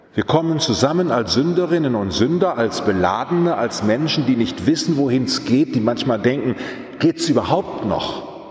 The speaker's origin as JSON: {"language": "German", "country": "Germany", "said": "Wir haben als Deutsche"}